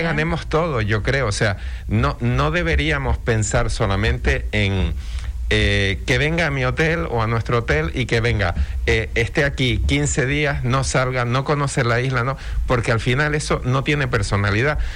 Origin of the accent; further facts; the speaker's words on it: Canary Islands, Spain; somos canarios